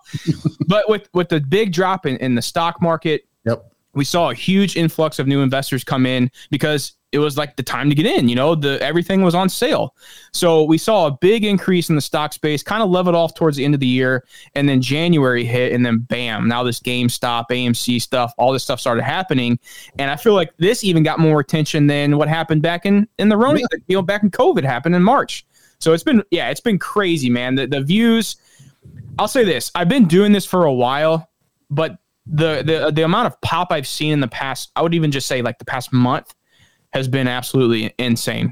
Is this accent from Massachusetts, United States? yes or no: no; St. Louis, Missouri, United States; I'm from St. Louis, Anheuser-Busch